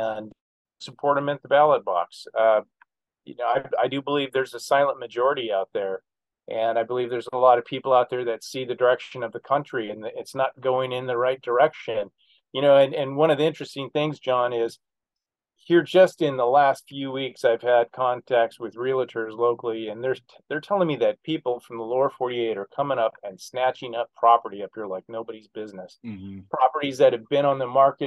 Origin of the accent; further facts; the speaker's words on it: Alaska, United States; born and raised in Alaska